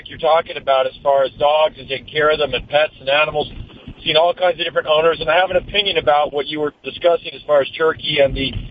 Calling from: Studio City, California, United States; Studio City.

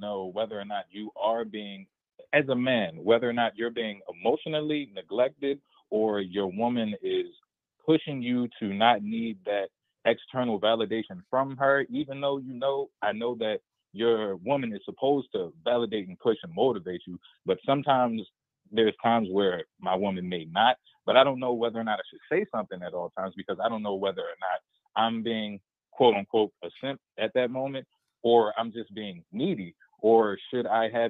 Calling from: Baltimore, Maryland, United States; I'm from Baltimore.

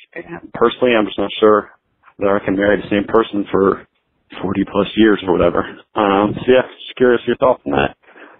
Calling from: Boulder, Colorado, United States; calling from Boulder, Colorado again.

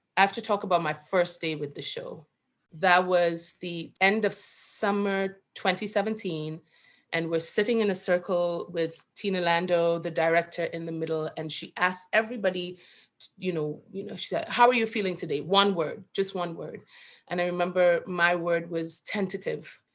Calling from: New York City, New York, United States; I am calling from Brooklyn

